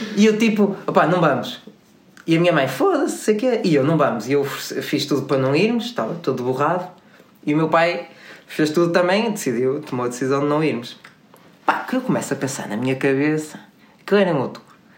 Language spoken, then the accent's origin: Portuguese; Porto, Norte, Portugal; nós somos do Porto